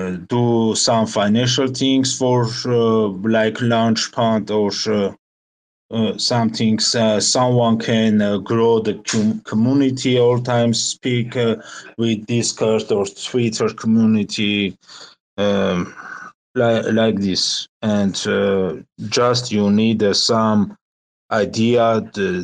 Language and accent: English; Armenia; We are from Armenia